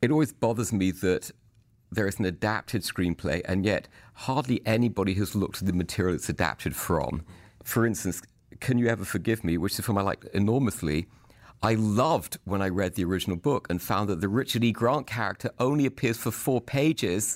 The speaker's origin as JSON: {"language": "English", "country": "United Kingdom", "said": "I'm a British person, and I kinda think of myself as an actor"}